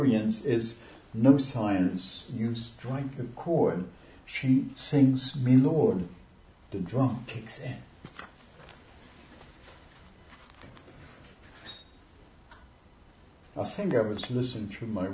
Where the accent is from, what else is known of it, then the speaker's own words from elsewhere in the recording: Luxembourg; first language Luxembourgish; English is a second language; moved away; I'm from Luxembourg originally, and my mamalashin, my mother tongue is Luxembourgish